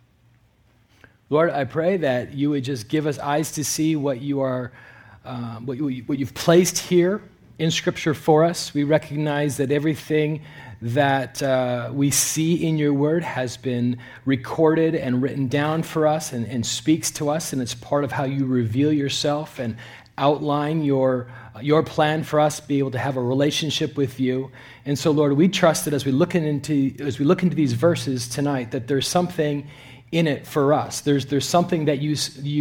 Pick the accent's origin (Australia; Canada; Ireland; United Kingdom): Canada; moved away as an adult; now in California, United States; I'm a Canadian citizen